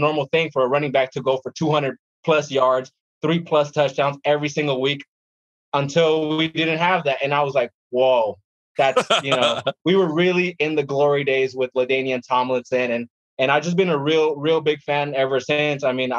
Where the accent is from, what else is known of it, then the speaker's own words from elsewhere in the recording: San Diego, California, United States; I'm born and raised in San Diego.